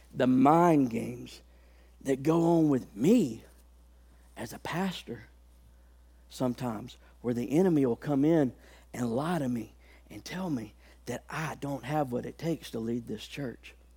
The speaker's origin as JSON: {"language": "English", "town": "Haleyville", "region": "Alabama", "country": "United States", "tie": "born or raised there", "said": "I come from a town in Alabama. I was born in Haleyville, Alabama."}